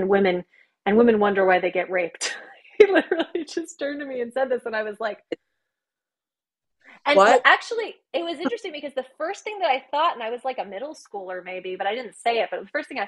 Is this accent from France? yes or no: yes; France; moved away; I grew up in France.